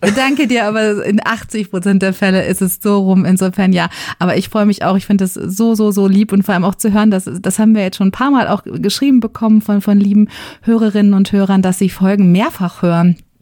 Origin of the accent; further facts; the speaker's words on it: Ruhr area, North Rhine-Westphalia, Germany; moved away; Ich komme aus dem Ruhrgebiet.